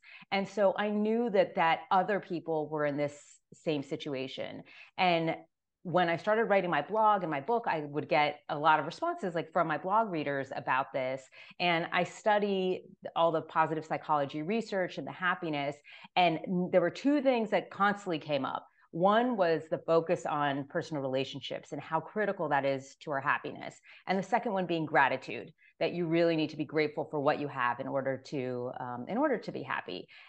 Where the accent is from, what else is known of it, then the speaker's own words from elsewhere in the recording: Miami, Florida, United States; And I'm originally from Miami, Florida.